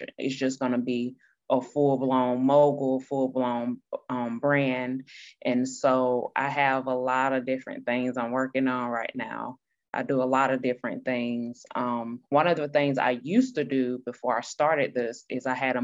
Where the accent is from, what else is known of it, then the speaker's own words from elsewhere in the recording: Greenville, South Carolina, United States; I was born and raised there.